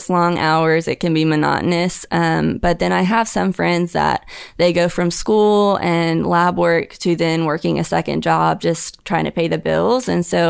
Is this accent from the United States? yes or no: yes; Huntsville, Alabama, United States; Huntsville, Alabama.